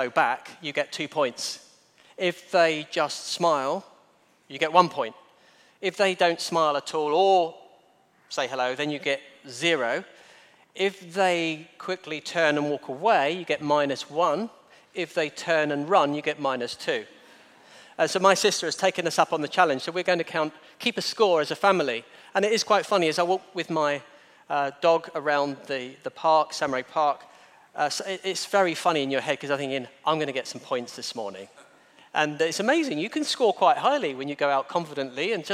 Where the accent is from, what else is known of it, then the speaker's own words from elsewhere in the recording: Kent, South East England, United Kingdom; now in Guernsey; I'm from Kent